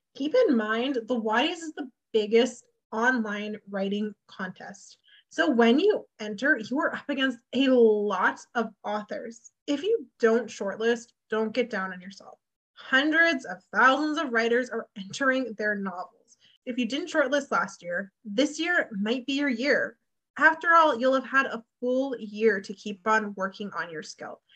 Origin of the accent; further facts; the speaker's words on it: Canada; my Canadian spelling